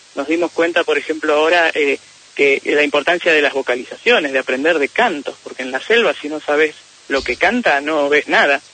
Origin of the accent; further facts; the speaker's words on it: Neuquén, Argentina; yo soy de Neuquén